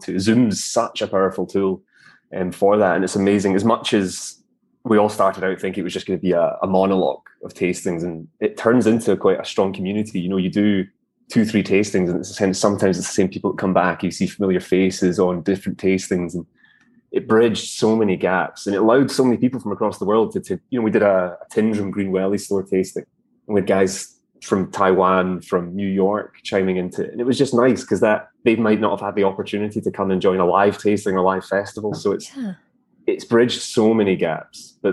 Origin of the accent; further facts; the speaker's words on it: Glasgow, Scotland, United Kingdom; where I've grown up my whole life, Glasgow, Scotland